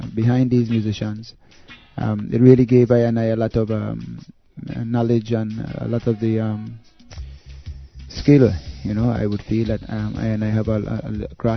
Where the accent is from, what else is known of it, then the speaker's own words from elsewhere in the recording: U.S. Virgin Islands; Being raised in the Virgin Islands, at least the United States Virgin Islands, which is a territory of the United States